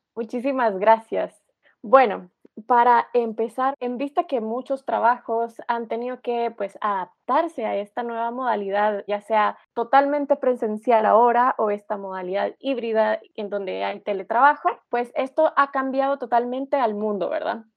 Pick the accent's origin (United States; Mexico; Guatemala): Guatemala; nosotros que somos guatemaltecos